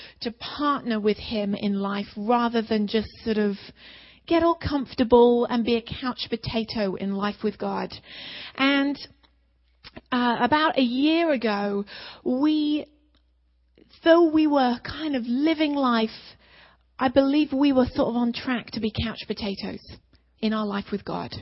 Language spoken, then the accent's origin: English; England, United Kingdom; moved away; we're both from England.